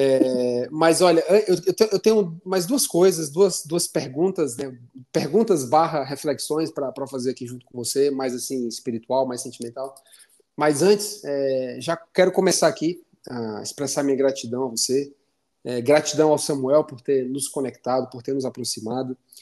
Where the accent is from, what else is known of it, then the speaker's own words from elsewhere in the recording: Fortaleza, Ceará, Brazil; now in Curitiba, Brazil; lá para minha terra, para Fortaleza